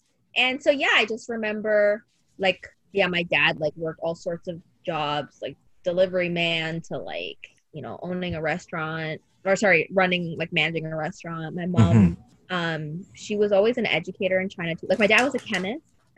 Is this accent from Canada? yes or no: yes; Windsor, Ontario, Canada; we ended up in Windsor. And so technically I had my 6th birthday in Windsor.